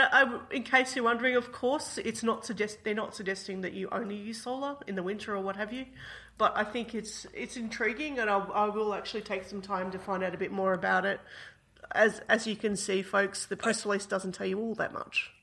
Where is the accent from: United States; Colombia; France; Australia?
Australia; as an Australian